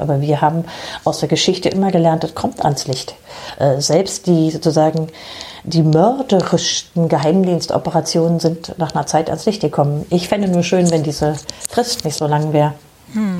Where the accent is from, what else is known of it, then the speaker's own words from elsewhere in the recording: Germany; bei uns in Deutschland